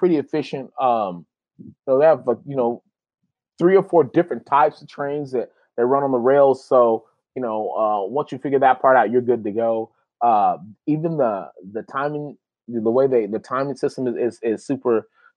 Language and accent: English; Texas, United States; also born or lived in Lubbock, Texas; I'm from Lubbock, Texas